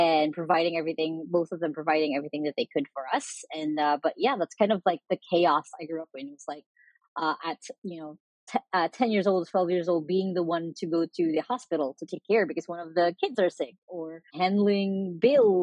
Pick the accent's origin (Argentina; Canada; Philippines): Philippines; here in the Philippines